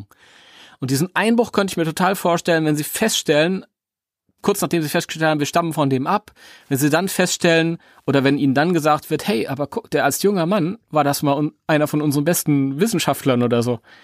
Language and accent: German; Germany; weil wir sind Deutsche